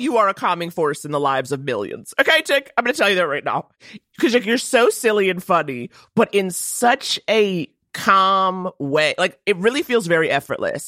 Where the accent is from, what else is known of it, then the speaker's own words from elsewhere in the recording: New York City, New York, United States; I grew up in Harlem